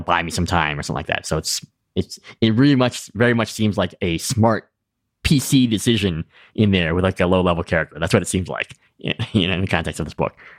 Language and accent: English; New England, United States; I'm from New England